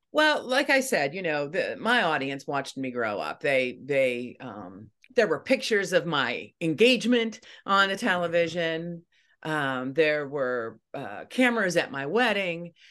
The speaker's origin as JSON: {"language": "English", "region": "Eastern Ohio", "country": "United States", "tie": "born or raised there", "moved": "as an adult", "lives_now": "Wheeling, West Virginia, United States", "said": "I grew up in Eastern Ohio"}